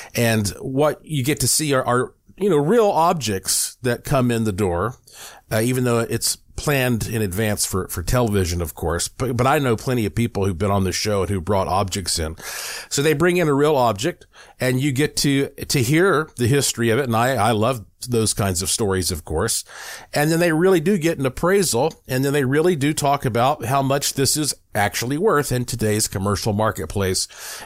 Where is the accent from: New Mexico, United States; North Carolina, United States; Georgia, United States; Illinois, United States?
North Carolina, United States; Asheville; when I was growing up in Asheville, North Carolina